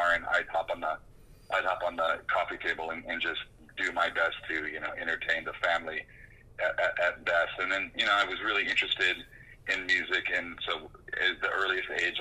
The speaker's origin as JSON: {"language": "English", "town": "Oxnard", "region": "California", "country": "United States", "tie": "born or raised there", "also_born_or_lived": "Ventura, California / New York / New Orleans", "moved": "as an adult", "said": "I grew up in a small suburb just south called Oxnard"}